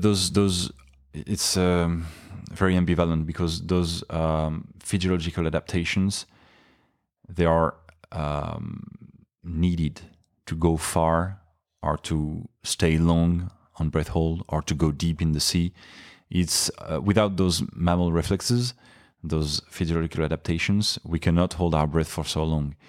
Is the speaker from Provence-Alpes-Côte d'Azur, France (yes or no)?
no; Paris, Île-de-France, France; English is a second language; also born or lived in Nice; I was born in Nice, my hometown now, uh, but I grew up in Paris